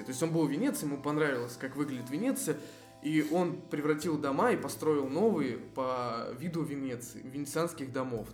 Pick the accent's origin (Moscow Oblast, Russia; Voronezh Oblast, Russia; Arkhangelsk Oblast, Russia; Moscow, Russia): Voronezh Oblast, Russia; Voronezh; born or raised there